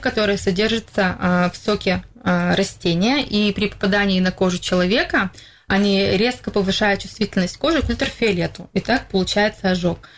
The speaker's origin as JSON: {"language": "Russian", "town": "Izhevsk", "region": "Udmurtia", "country": "Russia", "tie": "born or raised there", "said": "в Первомайском мы, получается, работаем третий год. Я сама там коренной житель"}